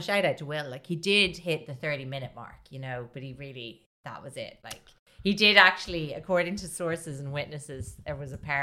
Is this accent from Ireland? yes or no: yes; Ireland; As an Irish person.